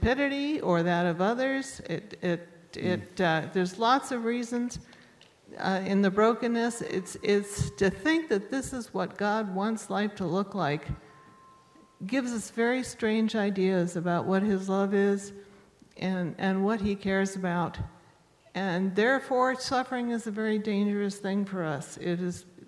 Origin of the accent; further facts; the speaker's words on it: United States; I'm an American and a Presbyterian